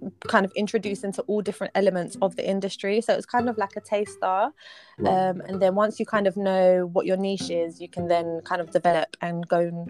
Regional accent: London, United Kingdom; But I grew up in Southeast London. I've lived here my whole life.

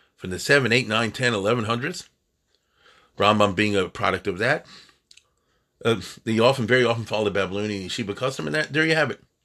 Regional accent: United States; as an American

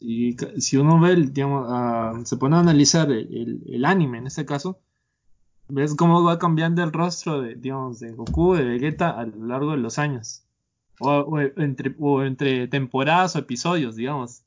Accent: Peru; now in San José, Costa Rica; yo soy de allá, soy peruano.

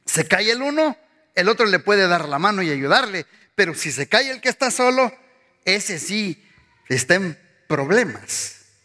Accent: Mexico; moved away; pues yo soy mexicano.

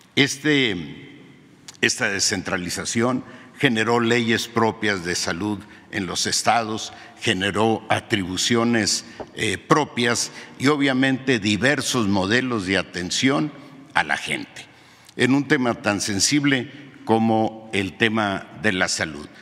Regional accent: Sierra de Sonora, Mexico; mi pueblo en la Sierra de Sonora

